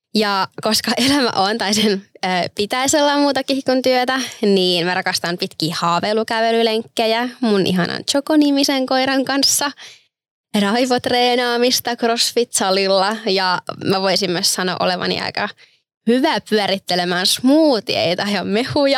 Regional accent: Turku, Southwest Finland, Finland; olen turkulainen

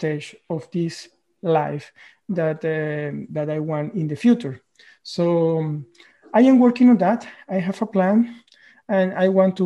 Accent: Venezuela; moved away as an adult; now in Norway; I am originally from Venezuela. I have been living in Norway for the last 12 or 13 years.

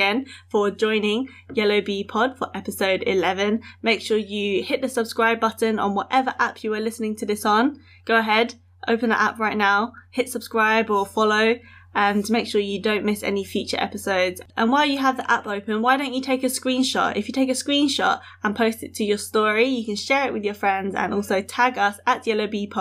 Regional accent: United Kingdom; I am British born Chinese, born and raised in the UK, and I'm based around sort of London slash Essex

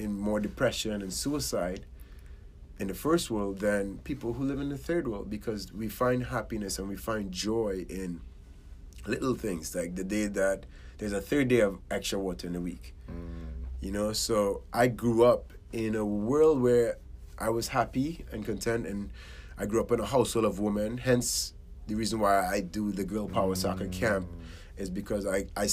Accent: Trinidad & Tobago; now in United States; I was born in Trinidad and Tobago, Caribbean island. And I grew up in a middle to lower class household

